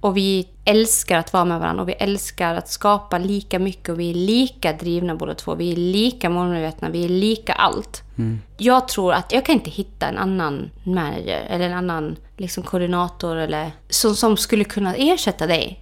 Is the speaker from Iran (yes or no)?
no; Orsa, Dalarna County, Sweden; jag är ju uppvuxen på hotellet i Orsa